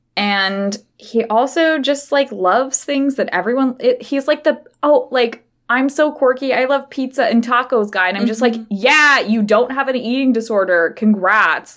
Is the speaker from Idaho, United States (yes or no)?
yes; Idaho, United States; we grew up in Idaho